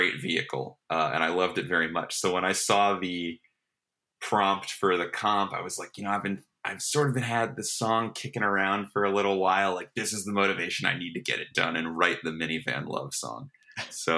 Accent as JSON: {"language": "English", "town": "Cleveland", "region": "Ohio", "country": "United States", "tie": "born or raised there", "said": "my hometown of Cleveland, Ohio"}